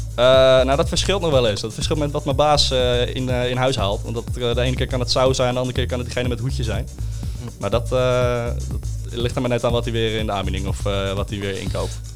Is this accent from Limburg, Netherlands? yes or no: no; Castricum, North Holland, Netherlands; also born or lived in Uilenstede, Amstelveen; now in Amstelveen, Netherlands; ik kom uit Kastikum.